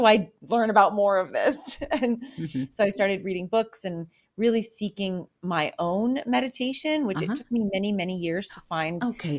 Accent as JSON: {"language": "English", "region": "the South", "country": "United States", "tie": "born or raised there", "said": "I was raised in the Bible"}